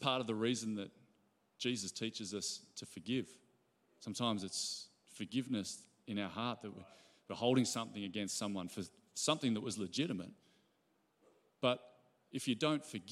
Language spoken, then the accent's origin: English; Ballina, New South Wales, Australia; I grew up in Ballina.